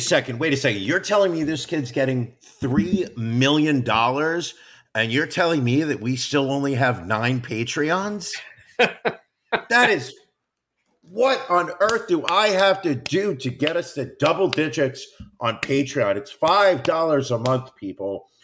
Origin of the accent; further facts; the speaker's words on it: United States; as an American